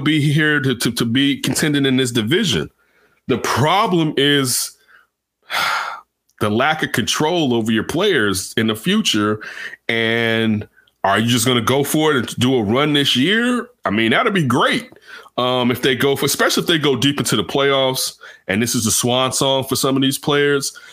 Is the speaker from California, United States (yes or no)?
no; Chicago, Illinois, United States; my hometown Chicago